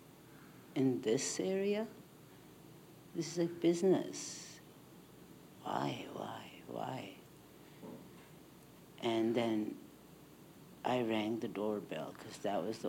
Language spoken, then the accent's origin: English; India; now in Canada; I was born in India